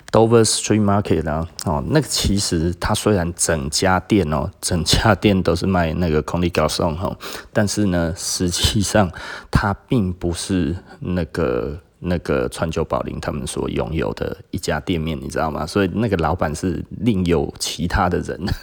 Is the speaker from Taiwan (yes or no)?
yes; Taiwan; 我们其实台湾人，哈，特别地崇尚美国的那一种 E M B A 的想法